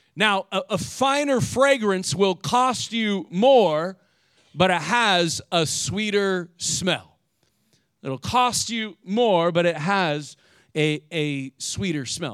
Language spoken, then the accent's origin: English; Indiana, United States; moved away; I grew up in the Midwest, and I don't know what Ohio was like, but in Indiana